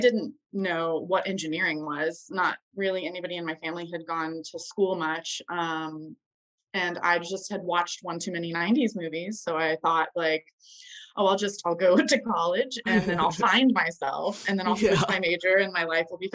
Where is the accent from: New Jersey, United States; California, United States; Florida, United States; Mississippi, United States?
Florida, United States; Vero Beach; I was born in Florida, Vero Beach. It's a small town, about 16,000 people